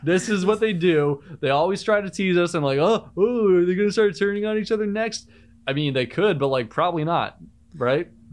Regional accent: Cape Cod, Massachusetts, United States; I'm from Cape Cod, Massachusetts

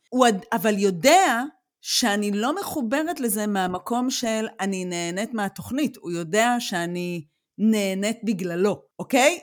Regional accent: Israel; moved away as an adult; now in Germany; גם נולדנו בישראל

